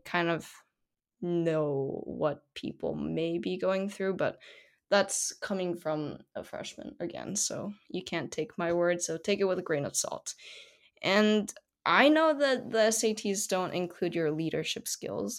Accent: South Korea; first language Korean; English is a second language; in South Korea, we have honorifics heavily ingrained in our language

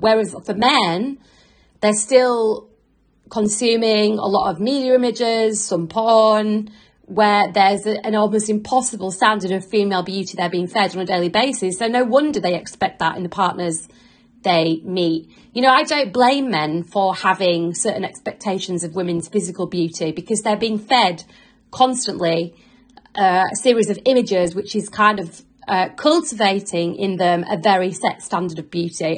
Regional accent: Yorkshire and the Humber, United Kingdom; now in London, United Kingdom

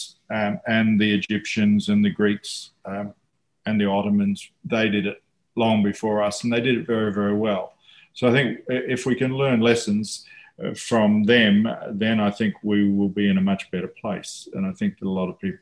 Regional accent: New Zealand; now in Australia; when I was growing up in New Zealand

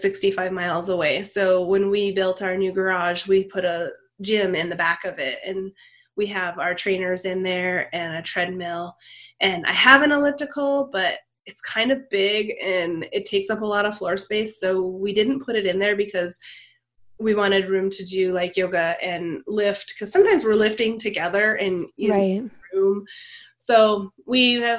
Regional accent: Montana, United States; moved away; I downhill skied since I was young because I was from Montana, and everyone in Montana skis.

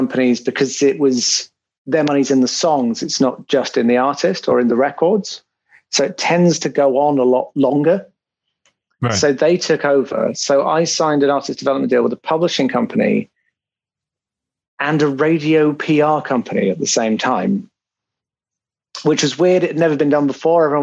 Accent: United Kingdom; I'm very British in that sense.

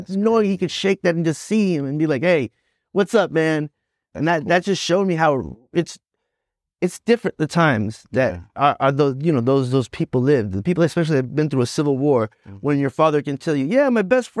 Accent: Boston, Massachusetts, United States; born there; Yeah, I was born in Boston. That was fun. It was cold.

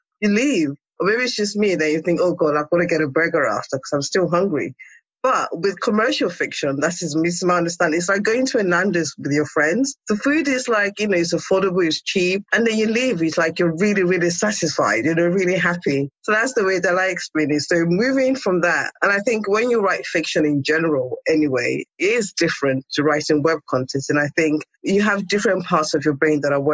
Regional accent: Nigeria; moved away; also born or lived in England; born in Nigeria, and then I was sent to boarding school in England, and I kind of stayed.

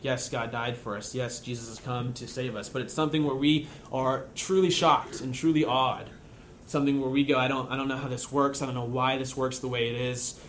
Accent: United States; you and I, as American Christians

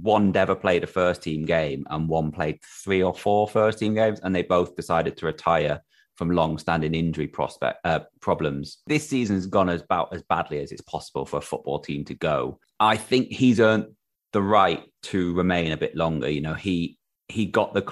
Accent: Crewe, North West England, United Kingdom; moved away; I'm from Crew originally.

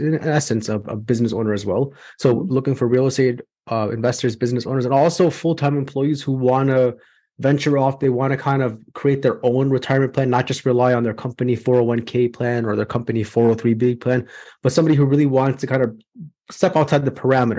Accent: Chicago, Illinois, United States; I'm from Chicago, Illinois, born and raised here

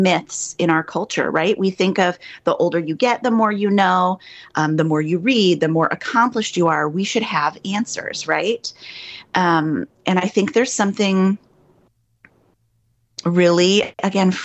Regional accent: Midwest, United States; moved away as an adult; now in New York, United States; I'm a Midwesterner

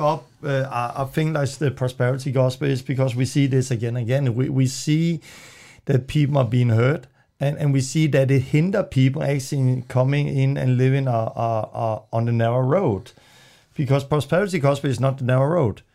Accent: Denmark; English is a second language; moved away; I'm from Denmark. I'm still learning English

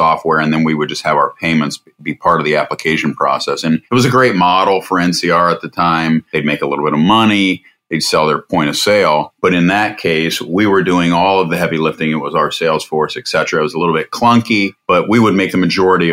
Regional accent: Columbus, Ohio, United States; Born and raised in Columbus, Ohio

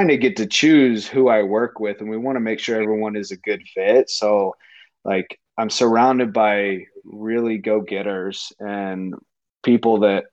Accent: Houston, Texas, United States; moved away as an adult; now in Nevada, United States; I'm born and raised in Houston

